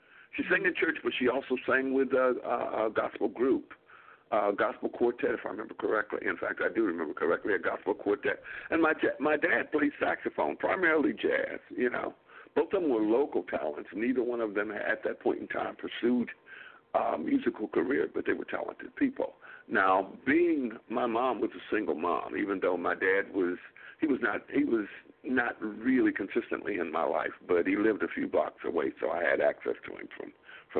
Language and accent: English; Grand Rapids, Michigan, United States; moved away as an adult; also born or lived in Akron, Ohio; I was born and raised in Grand Rapids, Michigan.